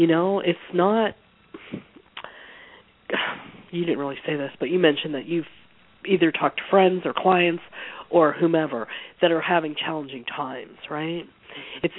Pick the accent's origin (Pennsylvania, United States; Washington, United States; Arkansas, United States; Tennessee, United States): Pennsylvania, United States; moved away as an adult; also born or lived in San Francisco / the Southeast; I grew up in Pennsylvania